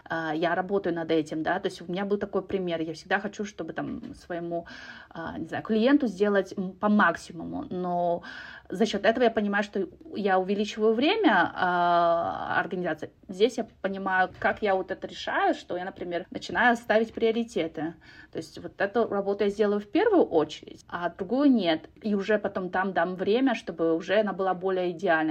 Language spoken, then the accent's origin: Russian; Kazakhstan; moved away as an adult